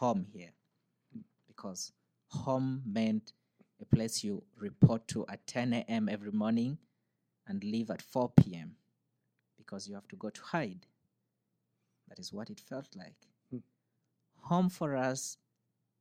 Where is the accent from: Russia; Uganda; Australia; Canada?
Uganda; Northern Uganda; moved away as an adult; now in United States; I'm born and raised in Uganda. I was born in the northern part of Uganda.